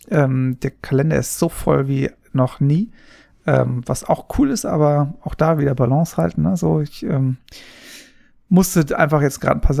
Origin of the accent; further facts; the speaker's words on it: Papua New Guinea; aber ich bin ja in Papua-Neuguinea aufgewachsen